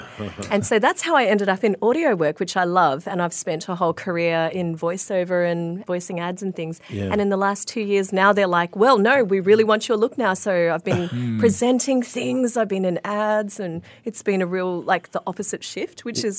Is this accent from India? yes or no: no; Brunei; first language Mandarin; English is a second language; now in Brisbane, Australia; Yes, so I speak Mandarin. Mandarin's my first language. Mm. I migrated to Australia from Brunei in 1989, where I lived in Melbourne for a couple of years, and then we moved up to Brisbane. So I call Brisbane home.